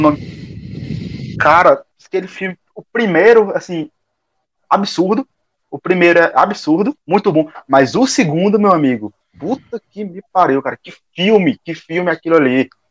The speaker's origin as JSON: {"language": "Portuguese", "town": "Teresina", "region": "Piauí", "country": "Brazil", "moved": "as an adult", "said": "sou daqui de Teresina. Retornei para Teresina não faz muito tempo"}